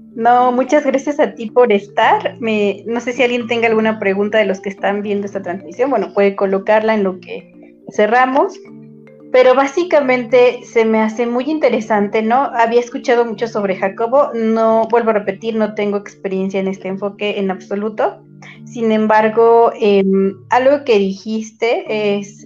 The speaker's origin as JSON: {"language": "Spanish", "country": "Mexico", "said": "somos mexicanos"}